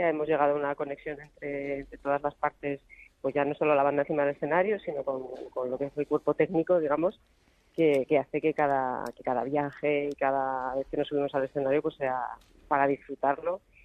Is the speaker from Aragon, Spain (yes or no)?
yes; Zaragoza, Aragon, Spain; los que crecimos en Zaragoza